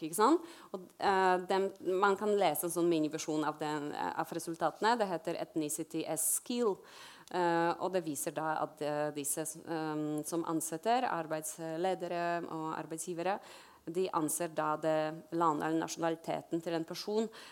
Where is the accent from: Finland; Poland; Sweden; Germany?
Poland; Norwegian is a second language; now in Norway; jeg er fra Polen